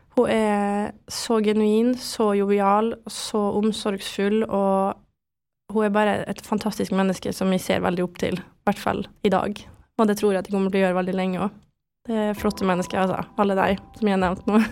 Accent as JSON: {"language": "Norwegian", "town": "Vestnes", "region": "Møre og Romsdal", "country": "Norway", "tie": "born or raised there", "also_born_or_lived": "France / Germany / Oslo", "said": "jeg vokste opp på Vestnes med familie og alt det her"}